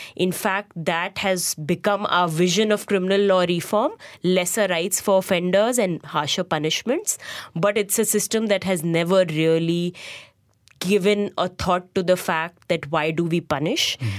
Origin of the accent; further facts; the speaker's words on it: Lucknow, Uttar Pradesh, India; moved away as an adult; also born or lived in Bangalore; I went back to my hometown in Lucknow